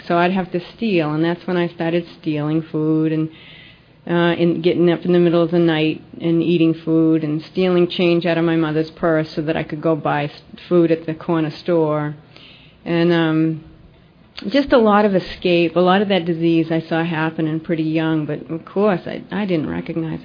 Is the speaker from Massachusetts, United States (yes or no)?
yes; Lexington, Massachusetts, United States; also born or lived in Lynnfield, Massachusetts; I did grow up in Boston. I grew up in Lexington, Mass.